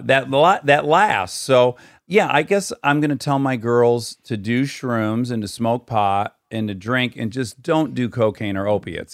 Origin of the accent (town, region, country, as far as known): Michigan, United States; born or raised there; moved away